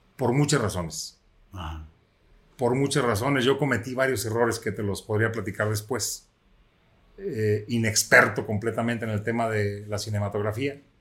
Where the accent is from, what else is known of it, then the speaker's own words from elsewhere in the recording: Quitupan, Jalisco, Mexico; el lugar donde yo nací, que es el municipio de Quitupan, Jalisco